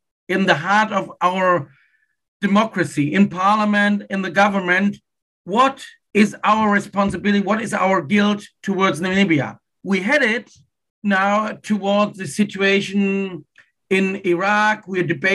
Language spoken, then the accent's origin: English; Wuppertal, North Rhine-Westphalia, Germany; my hometown, Wuppertal.